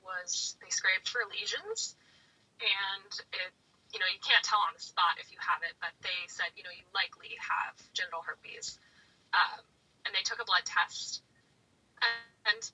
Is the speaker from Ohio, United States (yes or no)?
no; Maryland, United States; now in Philadelphia, United States; I'm from Maryland, but I'm living in Philadelphia, Pennsylvania